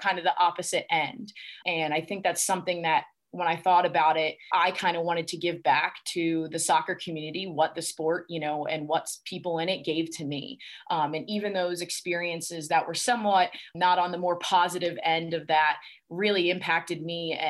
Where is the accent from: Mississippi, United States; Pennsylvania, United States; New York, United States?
Pennsylvania, United States; Easton; from Easton, Pennsylvania. I love my hometown.